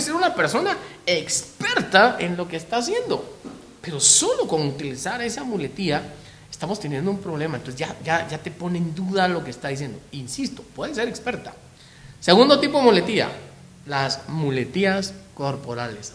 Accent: Guatemala; los chapines, los guatemaltecos, eh, todavía tenemos esa costumbre.

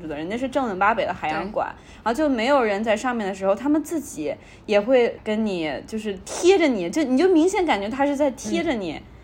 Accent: Shanghai, China; also born or lived in United States; 我们家乡的三毛饼对屋

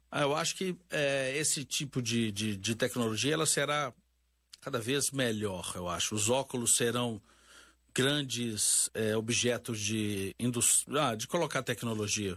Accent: Minas Gerais, Brazil; accent: mineiro; Eu sou mineiro, vocês já devem ter notado pelo sotaque

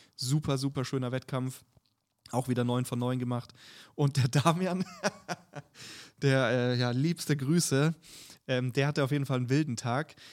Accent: Bavaria, Germany; ich komme ja aus Bayern

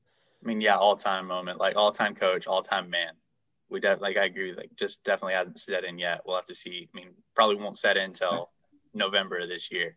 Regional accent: Concord, North Carolina, United States; moved away; I'm from Concord, North Carolina, north of Charlotte

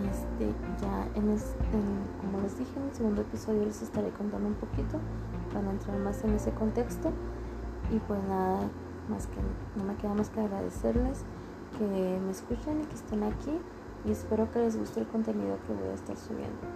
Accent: Ciudad Juárez, Chihuahua, Mexico; tengo 29 años de edad y soy originaria de Ciudad Juárez, Chihuahua.

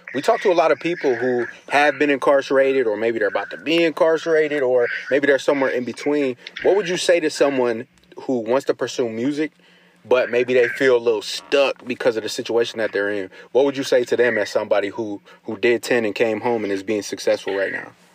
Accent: Ohio, United States; now in Los Angeles, United States; I grew up in Ohio

